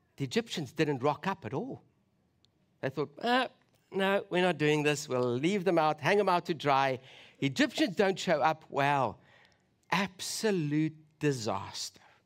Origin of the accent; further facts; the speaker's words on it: South Africa; as a South African